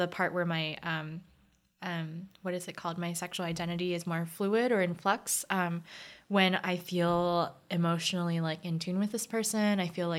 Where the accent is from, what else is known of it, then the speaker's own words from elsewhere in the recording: United States; I'm Korean American